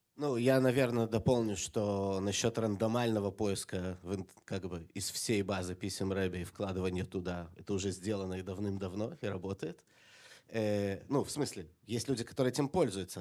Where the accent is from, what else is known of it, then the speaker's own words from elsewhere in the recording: Jerusalem, Jerusalem District, Israel; Когда я рос в Иерусалиме маленьким ребенком